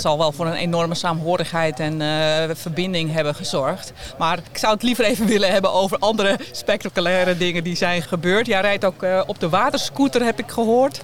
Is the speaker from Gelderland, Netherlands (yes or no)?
no; Amsterdam, North Holland, Netherlands; ik kom uit Amsterdam